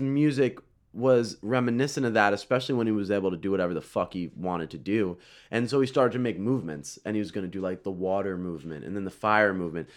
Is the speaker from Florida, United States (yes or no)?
yes; Florida, United States; I grew up in Florida